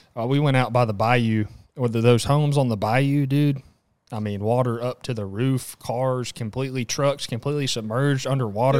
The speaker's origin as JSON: {"language": "English", "region": "Southeast Texas", "country": "United States", "said": "Southeast Texas, uh, proud."}